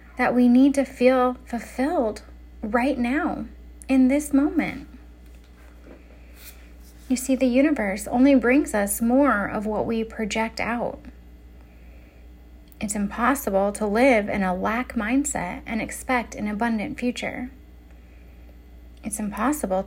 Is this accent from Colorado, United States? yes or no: yes; Denver, Colorado, United States; now in California, United States; Denver is my hometown. It's where I'm from. It's where I lived before I moved to California